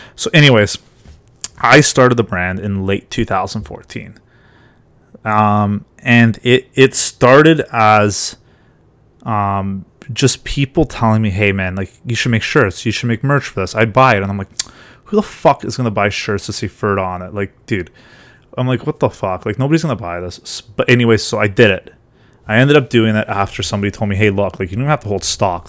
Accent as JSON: {"language": "English", "region": "Ontario", "country": "Canada", "said": "I'm from Ontario"}